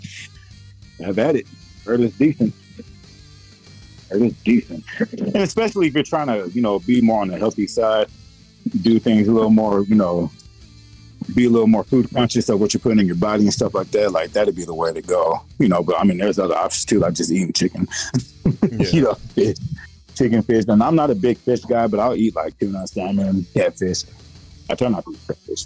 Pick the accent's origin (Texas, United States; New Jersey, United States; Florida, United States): Texas, United States; Austin; I'm from Austin